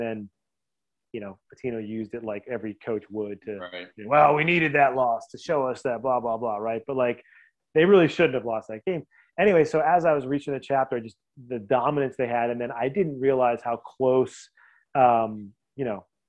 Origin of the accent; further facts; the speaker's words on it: Boston, Massachusetts, United States; I'm from Boston, so I'm a Celtics fan.